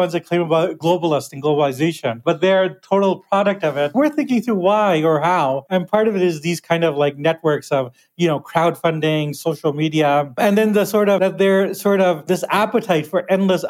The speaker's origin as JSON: {"language": "English", "country": "Canada"}